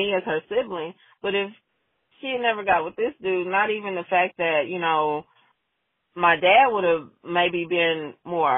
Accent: Oklahoma, United States; I came back to where I grew up in Oklahoma

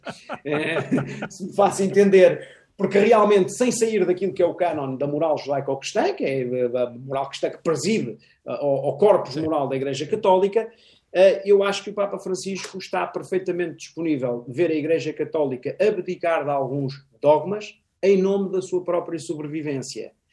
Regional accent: Portugal; nós, portugueses

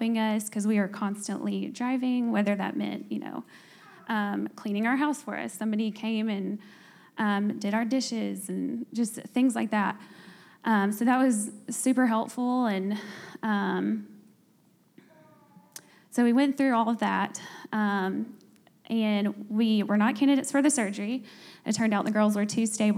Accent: North Alabama, United States; moved away as an adult; now in Birmingham, United States; We're both from North Alabama and don't have family here.

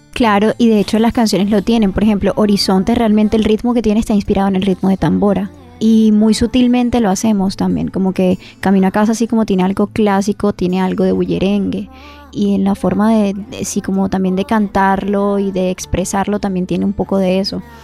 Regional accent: Barranquilla, Atlántico, Colombia; nosotros como barranquilleros

